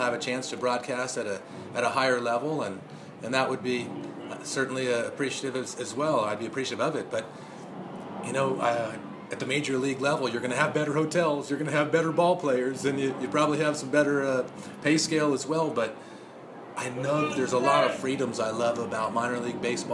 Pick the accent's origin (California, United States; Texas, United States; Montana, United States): California, United States; Los Angeles area; born or raised there